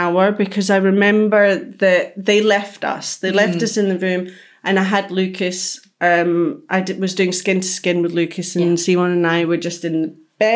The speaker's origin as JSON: {"language": "English", "region": "Scotland", "country": "United Kingdom", "tie": "born or raised there", "said": "being from the same area of Scotland"}